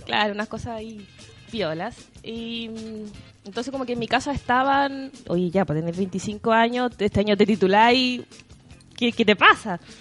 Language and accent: Spanish; Temuco, Araucanía, Chile; now in Santiago, Chile; soy de Temuco, obviamente me tuve que venir a Santiago, me cambié de iglesia y todo